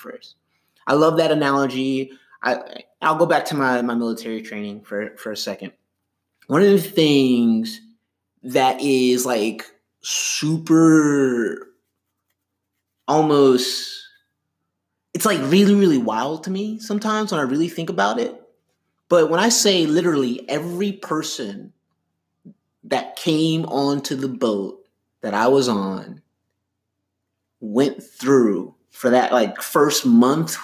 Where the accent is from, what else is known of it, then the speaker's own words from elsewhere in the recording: Miami Gardens, Florida, United States; I grew up in Miami Gardens